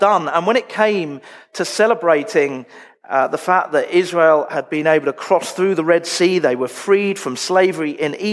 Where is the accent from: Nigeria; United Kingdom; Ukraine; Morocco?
United Kingdom; moved away as an adult; now in Australia; I'm quite British.